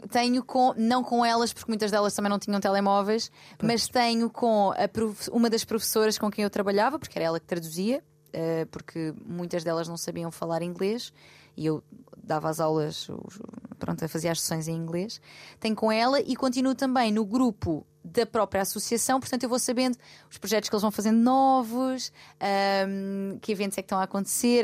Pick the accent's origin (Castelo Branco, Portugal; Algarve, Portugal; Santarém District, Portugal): Algarve, Portugal; Loulé; moved away; Lolé também seja, que é a minha terra e onde eu tenho a minha família e os meus amigos de infância